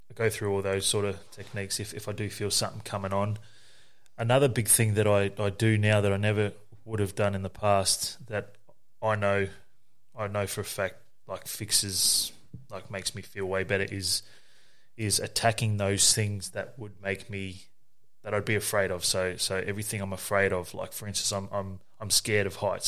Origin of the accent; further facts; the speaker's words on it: Nerang, Queensland, Australia; also born or lived in Moree, New South Wales / South Brisbane, Queensland; we were raised on the Gold Coast in Narang, um, by my mother